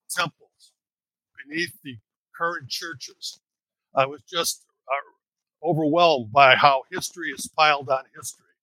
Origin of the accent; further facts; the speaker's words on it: Chicago, Illinois, United States; So I was educated in uh, Chicago and uh, uh raised in Chicago.